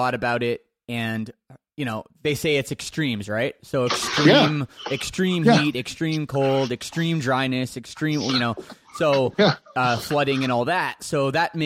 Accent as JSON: {"language": "English", "town": "Toronto", "region": "Ontario", "country": "Canada", "tie": "born or raised there", "said": "I grew up in the Toronto suburbs"}